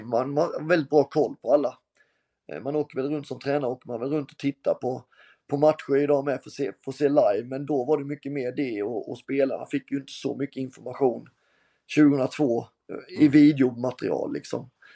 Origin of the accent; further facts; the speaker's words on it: Halmstad, Halland County, Sweden; also born or lived in Germany / Norrköping; när man gick som liten grabb på Örnsvall och tittade på, på HBK mot alla möjliga lag